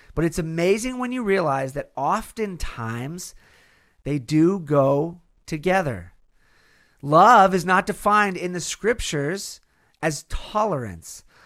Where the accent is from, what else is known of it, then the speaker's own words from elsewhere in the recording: California, United States; in California, in my home state